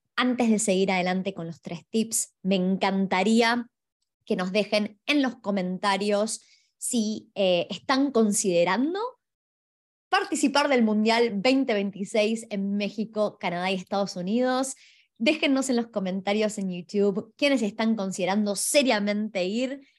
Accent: Argentina; yo soy de Argentina

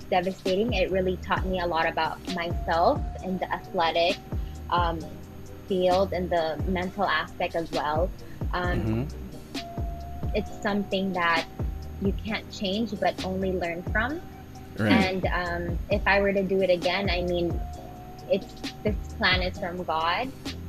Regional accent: Philippines; As Filipino athletes, we have to show how resilient we are, how tough we are

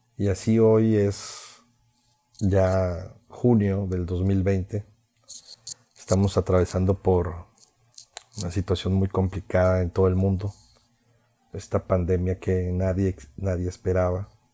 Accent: Veracruz, Mexico; fui locutor de radio durante ocho años en mi ciudad natal, que está dentro del estado de Veracruz.

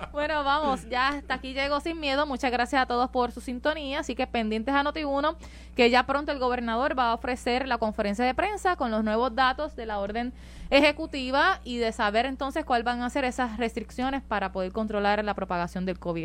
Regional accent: Maunabo, Puerto Rico; now in Carolina, Puerto Rico; De Carolina, Puerto Rico. Soy ah. natural de Maunabo

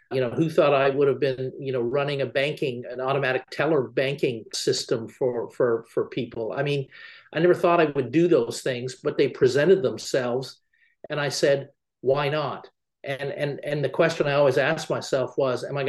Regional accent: Canada; I was originally from Canada and I was living in Canada at the time.

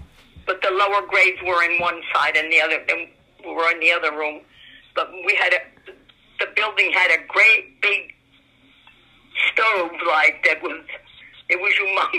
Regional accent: Nesco, New Jersey, United States; I was born in Nesco, that's on Pleasant Mills Road.

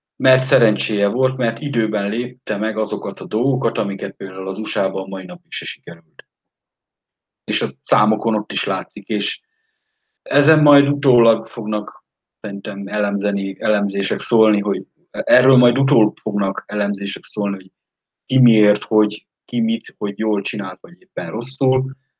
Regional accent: Eastern Hungary, Hungary; moved away as an adult; Én Kelet-Magyarországról jövök

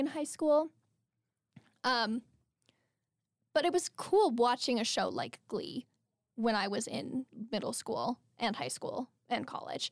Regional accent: Albuquerque, New Mexico, United States; moved away as an adult; I'm, like, back home in Albuquerque

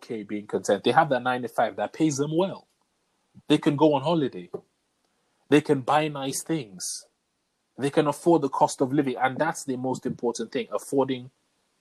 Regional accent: England, United Kingdom; growing up in England.

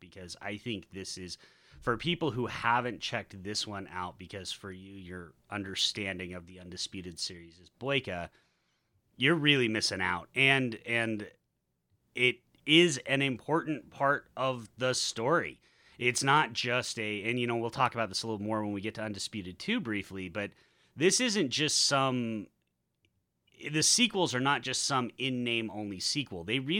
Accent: Utah, United States; moved away; as a white kid growing up in Utah

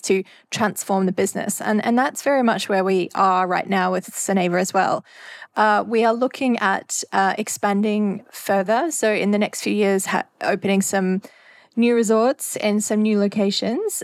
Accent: Australia; moved away as an adult; now in Maldives; I went to work for a newspaper in Australia, in my hometown

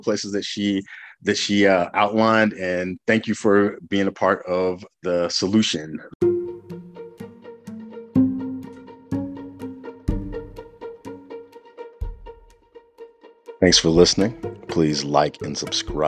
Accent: the South, United States; I grew up in the South

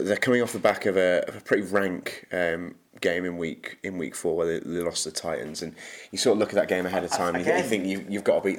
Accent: United Kingdom; We're excited as British NFL fans

